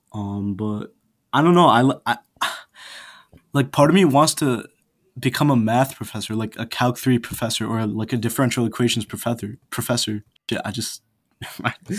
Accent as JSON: {"language": "English", "country": "India", "moved": "yes", "lives_now": "Buffalo, United States", "said": "my home country"}